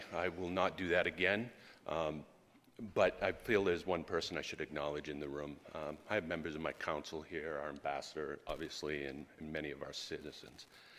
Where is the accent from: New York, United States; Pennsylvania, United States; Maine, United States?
Maine, United States; Indian Island; I was raised on Indian Island, and one day I'll be proud to be buried there.